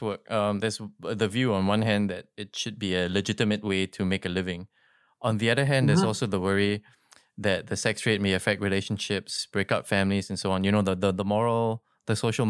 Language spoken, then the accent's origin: English; Singapore; for me, as a growing up in Singapore